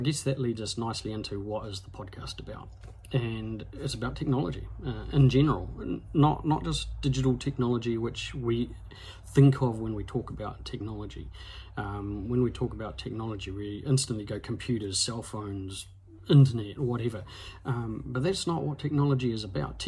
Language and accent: English; Hawera, Taranaki, New Zealand; also born or lived in New Plymouth; I moved back to my hometown in Hawera for a bit, and then ended up in New Plymouth after I got married